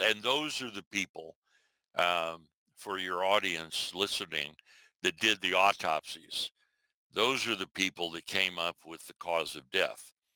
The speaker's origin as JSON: {"language": "English", "region": "Iowa", "country": "United States", "said": "I'm from Iowa, you know, a little town"}